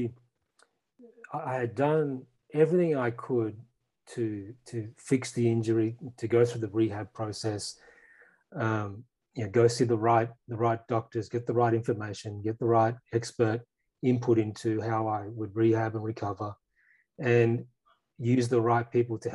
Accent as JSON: {"language": "English", "region": "regional Queensland", "country": "Australia", "tie": "born or raised there", "said": "I grew up in regional Queensland"}